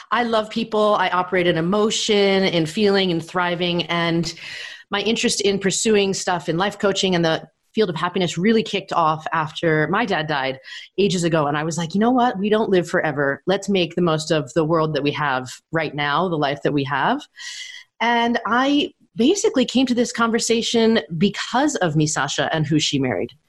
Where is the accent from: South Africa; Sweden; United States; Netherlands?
United States; New York; also born or lived in Tokyo / Hong Kong; I grew up in New York and I lived in Tokyo and in Hong Kong and in Brooklyn.